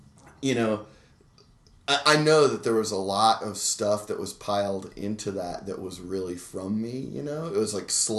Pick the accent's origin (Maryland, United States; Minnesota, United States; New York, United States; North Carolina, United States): North Carolina, United States; growing up in North Carolina.